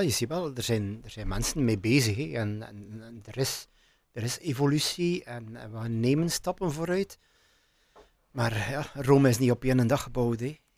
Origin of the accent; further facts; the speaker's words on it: Menen, Flanders, Belgium; ik kom uit Menen. Ik ben geboren in Menen. Ik heb altijd in Menen gewoond.